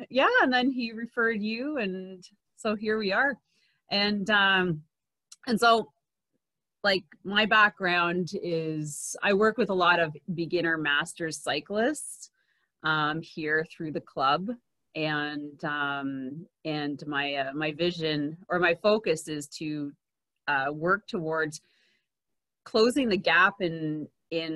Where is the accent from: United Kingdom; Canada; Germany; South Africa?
Canada; Quebec; first language English; I'm from Quebec. I'm an English Anglophone from Quebec. I do speak French.